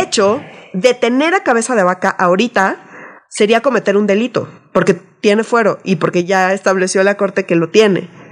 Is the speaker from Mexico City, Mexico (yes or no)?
yes; Mexico City, Mexico; nosotros somos chilangos